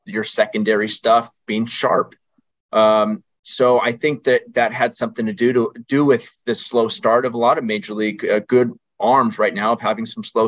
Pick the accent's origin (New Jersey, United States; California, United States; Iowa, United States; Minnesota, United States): California, United States; Orange County / San Diego area; I grew up in Orange County in San Diego area